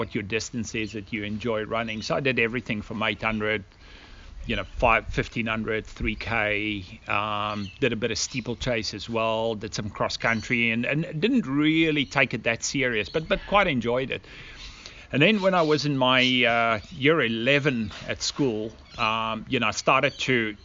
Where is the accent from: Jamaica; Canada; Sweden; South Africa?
South Africa; moved away as an adult; also born or lived in United States; now in Australia; we immigrated from South Africa to Australia at approximately, I think it's going about 16 years ago